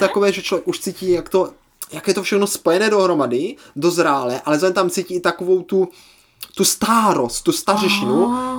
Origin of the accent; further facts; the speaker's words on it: Moravia, Czechia; to vinářství je tady v naší, je obzvláště moravské kultuře, velmi silné